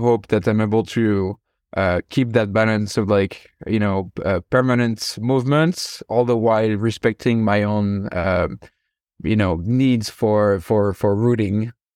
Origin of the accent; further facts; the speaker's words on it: France; moved away as an adult; also born or lived in San Francisco, United States; now in United States; I'm originally from France, and I moved over to the U.S. in 2013